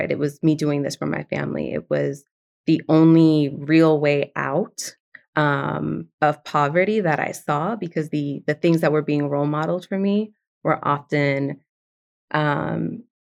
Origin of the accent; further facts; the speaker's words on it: New York City, New York, United States; first language Spanish; English is a second language; So I'm a second generation Dominican immigrant, um, born and raised in the South Bronx, but very much from an immigrant household. Like my first language was Spanish.